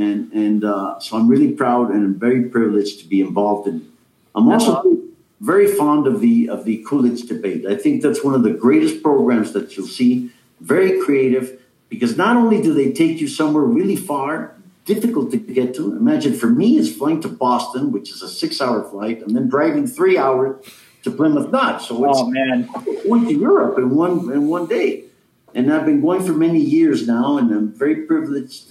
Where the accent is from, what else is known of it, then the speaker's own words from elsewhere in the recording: Mexico; I'm from Mexico.